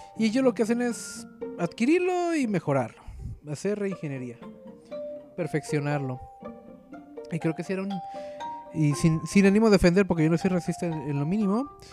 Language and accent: Spanish; Mexico; yo como mexicano